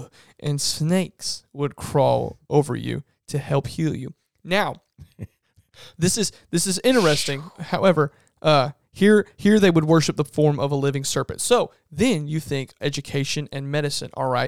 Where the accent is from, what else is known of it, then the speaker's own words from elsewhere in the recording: Medora, United States; I'm from Medora.